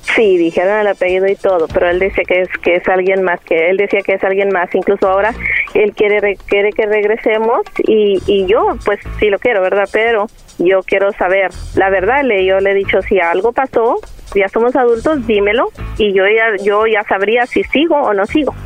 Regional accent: Coahuila, Mexico; now in San Antonio, United States; Yo soy de Coahuila, pero vivo aquí en San Antonio, Texas

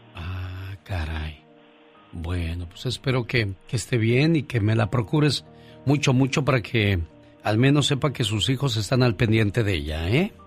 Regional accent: Hermosillo, Sonora, Mexico; moved away; Hermosillo, Sonora, México, porque un día salí de Sonora, pero Sonora nunca salió de mí.

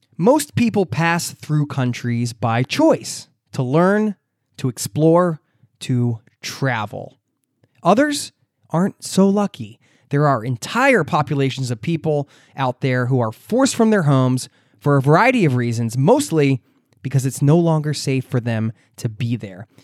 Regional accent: United States; moved away as an adult; now in Oslo, Norway; living outside of my home country

